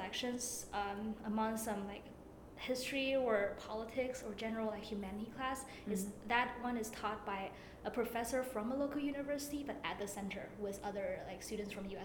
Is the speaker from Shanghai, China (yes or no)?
no; Beijing, China; English is a second language; I'm from Beijing, China